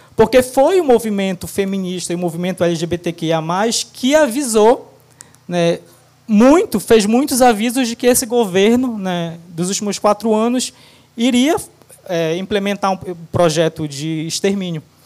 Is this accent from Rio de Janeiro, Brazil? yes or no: no; Abaetetuba, Pará, Brazil; Eu nasci em Abaetetuba no Pará